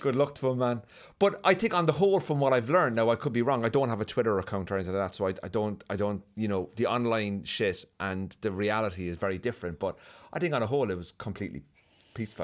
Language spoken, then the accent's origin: English; Cork, Munster, Ireland; moved away as an adult; also born or lived in London; now in Belfast, United Kingdom; I'm from Cork